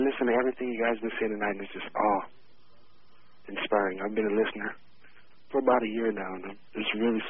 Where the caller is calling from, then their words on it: Anchorage, Alaska, United States; I'm calling from Anchorage, Alaska.